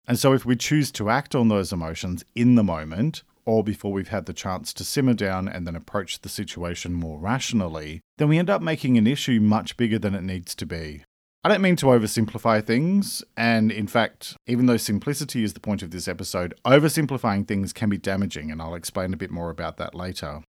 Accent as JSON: {"language": "English", "country": "Australia", "said": "I'm an Australian writer and speaker"}